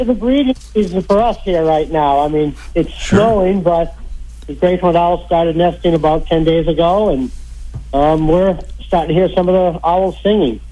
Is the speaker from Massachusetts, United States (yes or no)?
yes; Belmont, Massachusetts, United States; moved away; I grew up in Massachusetts in Belmont